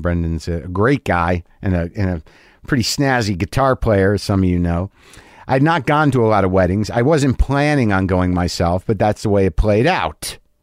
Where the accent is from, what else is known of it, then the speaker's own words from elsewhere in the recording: Albuquerque, New Mexico, United States; moved away; I grew up in Albuquerque, New Mexico